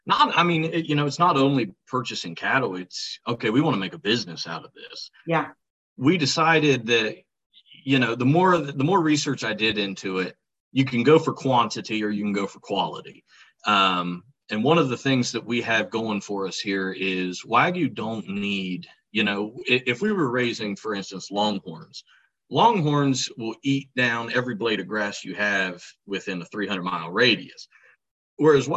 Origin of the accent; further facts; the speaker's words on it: Nelsonville, Ohio, United States; I grew up in Nelsonville, Ohio. Down by Athens